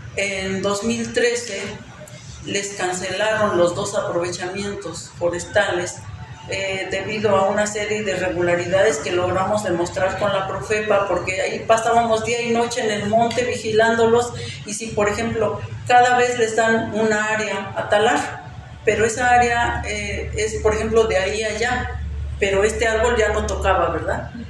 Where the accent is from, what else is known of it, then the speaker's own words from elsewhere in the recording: Zacacuautla, Hidalgo, Mexico; en mi pueblo, alrededor de los años 98, 99, empieza la tala clandestina